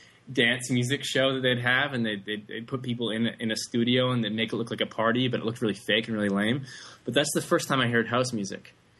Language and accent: English; Vancouver, British Columbia, Canada; Yeah, I grew up in Vancouver, Canada. I was born there, and I spent all my time there.